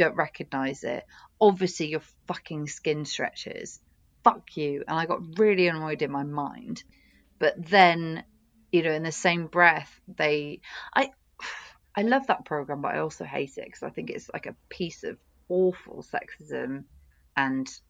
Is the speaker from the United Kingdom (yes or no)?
yes; United Kingdom; also born or lived in Oxford; as a British woman